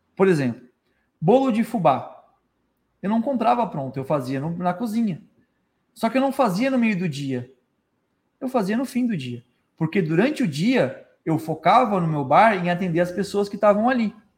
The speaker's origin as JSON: {"language": "Portuguese", "town": "Florianópolis", "region": "Santa Catarina", "country": "Brazil", "moved": "as an adult", "lives_now": "Tubarão, Brazil", "said": "E eu sou de Florianópolis"}